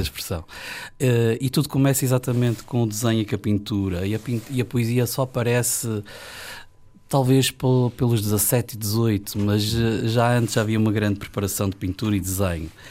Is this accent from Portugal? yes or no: yes; Ribeira Grande, Azores, Portugal; born or raised there; also born or lived in Ponta Delgada